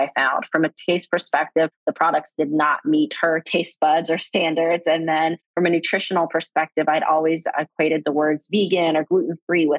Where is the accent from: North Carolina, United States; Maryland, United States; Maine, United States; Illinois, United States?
North Carolina, United States; Fayetteville; I grew up in Fayetteville, which is right outside the military community, Fort Bragg